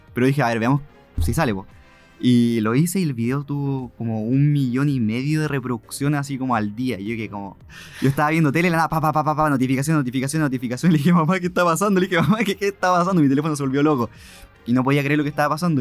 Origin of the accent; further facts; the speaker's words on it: Concepción, Biobío, Chile; Soy de Conce, obviamente, toda mi vida amo Conce